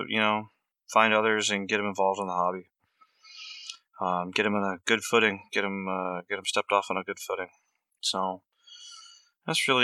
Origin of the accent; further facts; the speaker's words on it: Vancouver, Washington, United States; moved away; where I grew up at in Vancouver, Washington. And no, I'm not Canadian